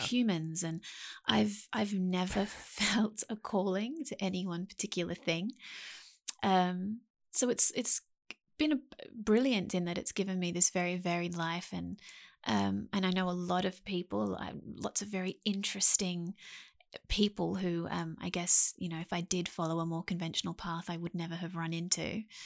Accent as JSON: {"language": "English", "town": "Sydney", "region": "New South Wales", "country": "Australia", "tie": "born or raised there", "said": "I spent most of my life in Sydney, Australia, um, a place called Mount Pritchard"}